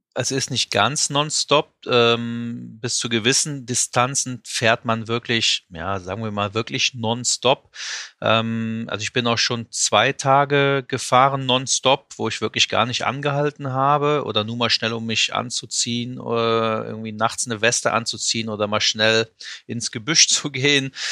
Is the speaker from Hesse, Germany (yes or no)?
no; Euskirchen, North Rhine-Westphalia, Germany; ich komme aus der Eifel, ähm, also in Euskirchen, um genau zu sein, in der Nähe von Köln-Bonn